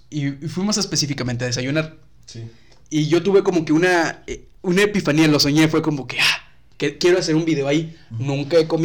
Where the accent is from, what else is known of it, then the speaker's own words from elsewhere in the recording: Tampico, Tamaulipas, Mexico; also born or lived in San Luis Potosí; Pero durante mucho tiempo, pues viví en, en, Tampico.